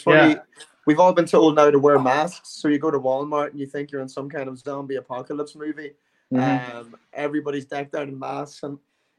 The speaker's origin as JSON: {"language": "English", "town": "Cork", "region": "Munster", "country": "Ireland", "said": "Me? I'm from Ireland."}